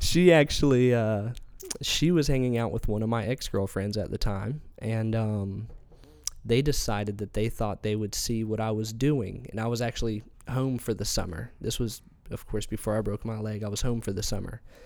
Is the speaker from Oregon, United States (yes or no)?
no; Elizabeth City, North Carolina, United States; also born or lived in Colorado Springs, Colorado; we moved here when I turned seven years old. He actually landed a job at the Daily Advance as their editor.